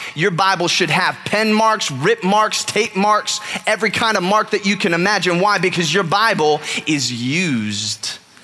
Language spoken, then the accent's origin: English; California, United States; moved away; growing up in California